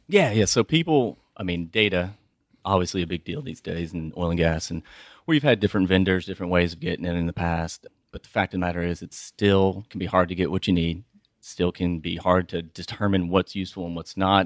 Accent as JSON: {"language": "English", "town": "Houston", "region": "Texas", "country": "United States", "also_born_or_lived": "Austin", "said": "I'm from Houston"}